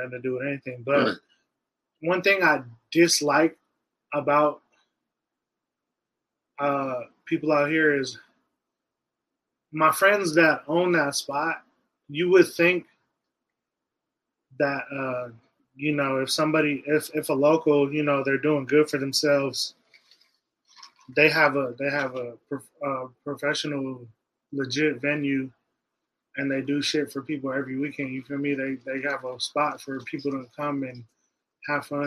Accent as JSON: {"language": "English", "town": "Las Vegas", "region": "Nevada", "country": "United States", "said": "I'm from Vegas"}